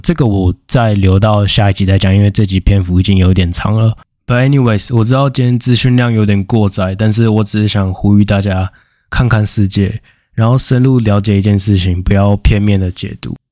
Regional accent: Taiwan; 相较于我们台湾人，我们台湾人穿衣服就是很在意形象嘛。

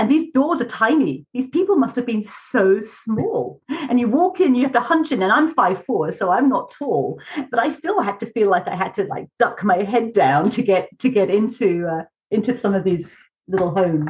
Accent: West Sussex, South East England, United Kingdom; moved away as an adult; also born or lived in London; now in Utah, United States; No, I hail from London. That's where I was born, London. And in England, we always say we moved to the country. So we moved when I was quite young out to the country. And that's where I'm from, West Sussex, down south. I'm a southern girl.

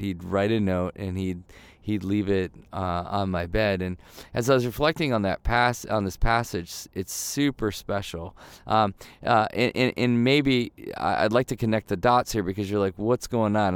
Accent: Midwest, United States; moved away; when I grew up in the Midwest

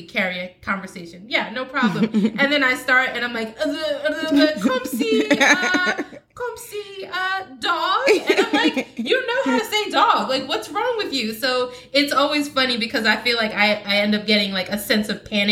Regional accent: New Jersey, United States; we were born in the United States. We were born in New Jersey

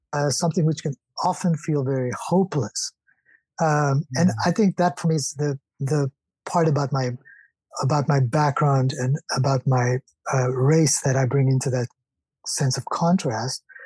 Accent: South Africa; growing up in South Africa

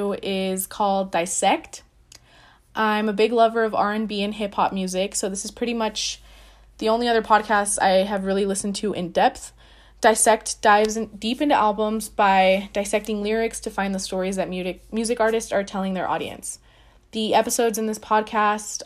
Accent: Lake Havasu City, Arizona, United States; I'm from Lake Havasu City, Arizona

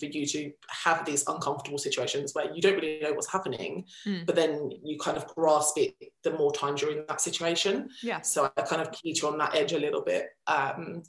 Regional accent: Essex, East of England, United Kingdom; accent: Essex; first language Finnish; moved away as an adult; now in Finland; I grew up in Essex, so I think it depends on where I am. So when I'm in Essex, I'm quite Essex.

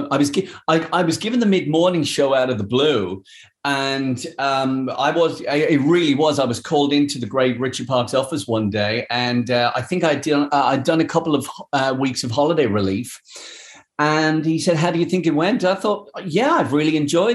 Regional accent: Dublin, Leinster, Ireland; moved away as an adult; also born or lived in London; growing up in Dublin

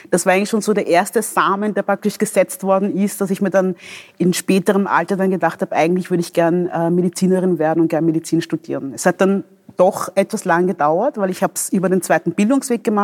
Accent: DR Congo; born there; moved away; Ähm, ich bin in der Demokratischen Republik Kongo geboren.

